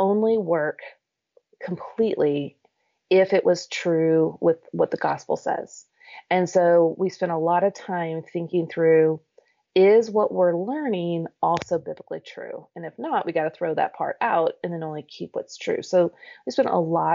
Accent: Kansas City, United States; moved away as an adult; also born or lived in Lawrence, Kansas / Normal, Illinois / St. Louis, Missouri; now in Nashville, United States; I grew up in Kansas City

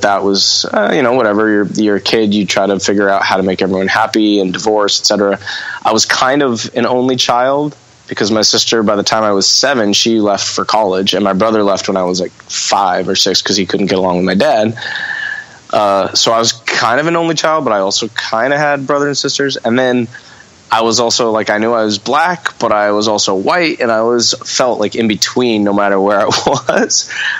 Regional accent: Redondo Beach, California, United States; I grew up in Redondo until I was about 9. And then my mom, through her first marriage, she saved up a whole bunch of money and had a house in Manhattan Beach that she built herself.

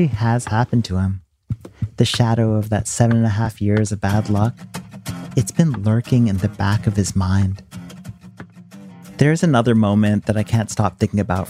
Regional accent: India; moved away; also born or lived in United States; I grew up using in India

